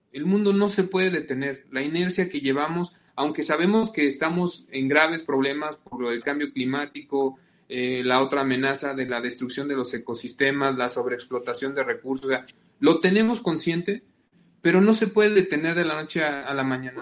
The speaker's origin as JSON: {"language": "Spanish", "town": "Salamanca", "region": "Guanajuato", "country": "Mexico", "said": "yo soy de Salamanca"}